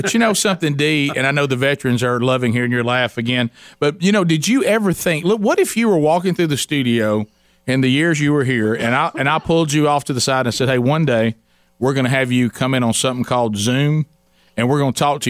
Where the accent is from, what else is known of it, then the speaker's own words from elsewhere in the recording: the South, United States; We're all from the South. Summers can be brutal.